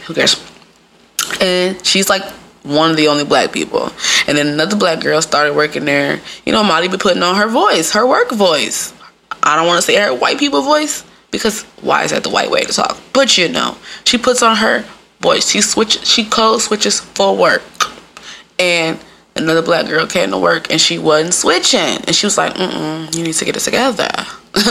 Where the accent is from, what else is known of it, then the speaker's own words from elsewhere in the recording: Midwest, United States; moved away; I'm from the Midwest. Apparently, I got an accent.